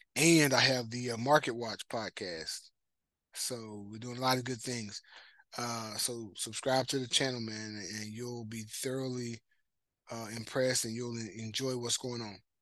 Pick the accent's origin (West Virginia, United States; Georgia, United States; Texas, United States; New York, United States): Texas, United States; Marshall; I grew up in Marshall, Texas